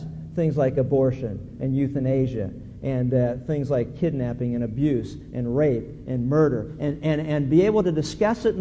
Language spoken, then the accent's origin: English; Pennsylvania, United States; when I was a kid growing up in Pennsylvania